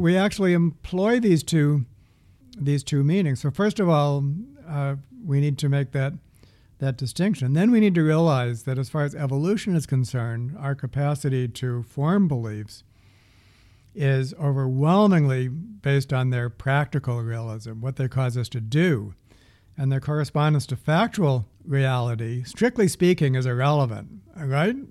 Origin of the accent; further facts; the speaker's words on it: the East, East Coast, United States; I'm from the east